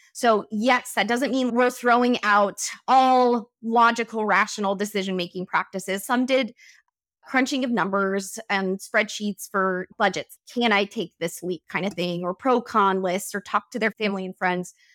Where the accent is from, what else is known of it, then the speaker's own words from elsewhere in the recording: Wyoming, United States; moved away; I come from Wyoming, so I know that part of the world